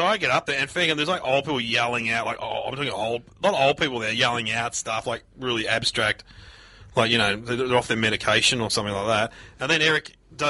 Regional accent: Mitcham, Victoria, Australia; I was from Mitcham. Different parts of the world, but very similar.

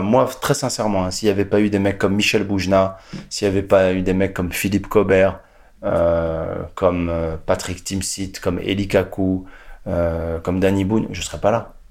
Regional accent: Casablanca, Casablanca-Settat, Morocco; also born or lived in Quebec / United States; now in France; je suis né à Casablanca, au Maroc, un jour d'avril 71

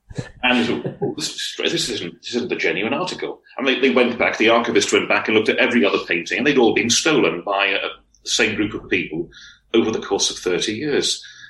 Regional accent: Wales, United Kingdom; You know, we're not all based in Wales, not all writing fiction set in Wales, but we identify as being Welsh writers.

